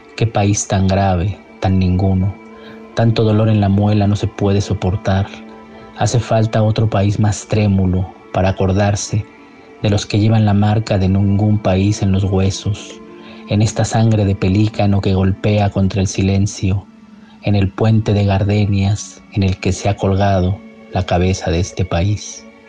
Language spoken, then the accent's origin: Spanish; Mexico City, Mexico; Nací en la Ciudad de México en el año de 1970